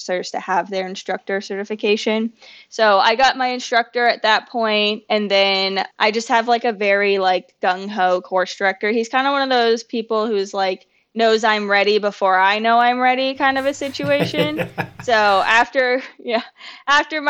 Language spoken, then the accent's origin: English; Indiana, United States; moved away as an adult; also born or lived in Iowa / Minnesota; now in Florida, United States; I was born in Indiana, but then I went to college in Iowa, and then I moved to Minnesota after that.